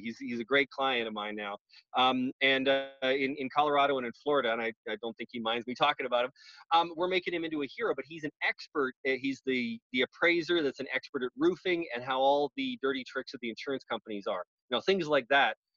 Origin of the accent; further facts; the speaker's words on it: Canada; now in United States; I'm Canadian.